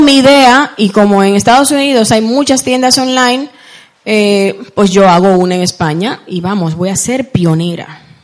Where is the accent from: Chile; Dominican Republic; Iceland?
Dominican Republic; Santo Domingo, Distrito Nacional; now in Spain; Yo nací en, República Dominicana, para los que me estaban preguntando anteriormente. Eh, Nací en Santo Domingo, la capital